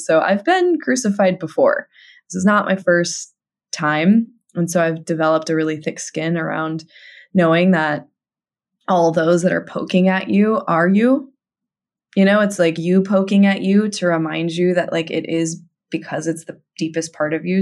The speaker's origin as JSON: {"language": "English", "town": "Tucson", "region": "Arizona", "country": "United States", "tie": "born or raised there", "also_born_or_lived": "Los Angeles", "moved": "as an adult", "said": "my hometown in Tucson, Arizona"}